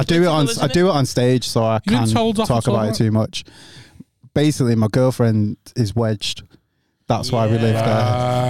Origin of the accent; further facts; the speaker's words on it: Manchester, North West England, United Kingdom; I'm from Manchester.